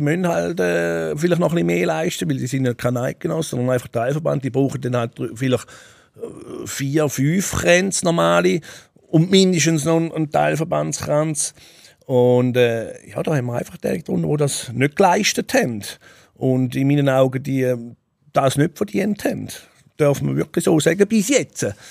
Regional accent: Switzerland; Ich bin auch hier groß geworden

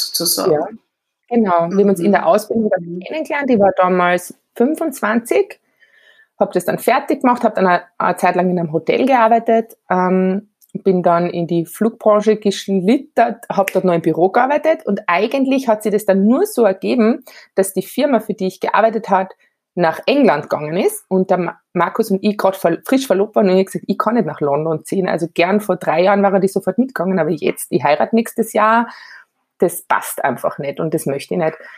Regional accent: Graz, Styria, Austria; ich bin relativ modern in der Stadt Graz aufgewachsen

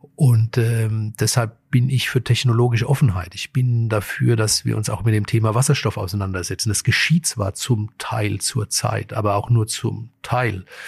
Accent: Frankfurt, Hesse, Germany; die Region und Frankfurt ist ja auch meine Heimat

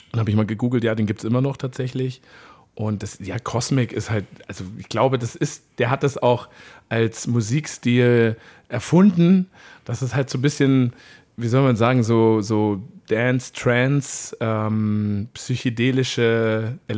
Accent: Bavaria, Germany; ein, ein, ein, also alle, die aus dem Oberland kommen, da wo ich herkomme

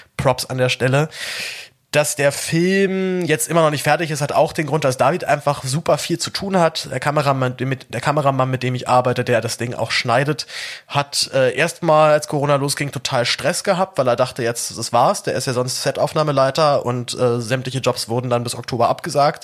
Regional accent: Germany; als Deutscher

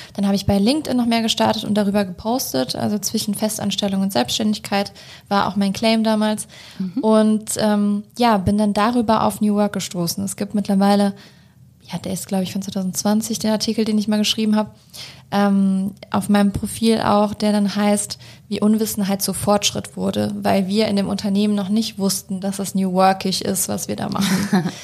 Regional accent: Germany; ich bin in Deutschland groß geworden

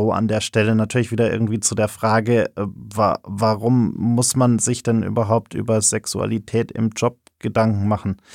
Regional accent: Munich, Bavaria, Germany; moved away as an adult; now in Berlin, Germany; Ja, ich bin gebürtiger Münchner.

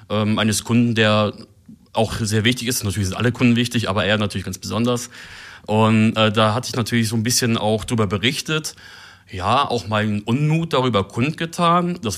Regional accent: Germany; auch wenn natürlich über die niederländische Sprache immer mal als Deutscher so ein bisschen gefrotzelt wird

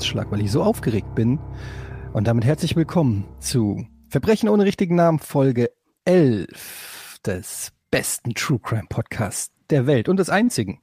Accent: Hesse, Germany; now in Hamburg, Germany; als Exil-Hesse

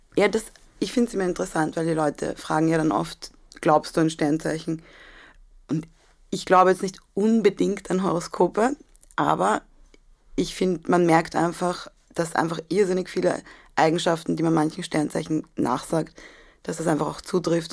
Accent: Athens, Attica, Greece; moved away; ich bin in Athen geboren

